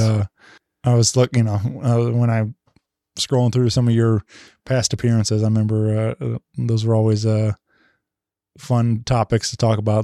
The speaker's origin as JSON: {"language": "English", "town": "St. Louis", "region": "Missouri", "country": "United States", "tie": "born or raised there", "said": "it's home, my hometown"}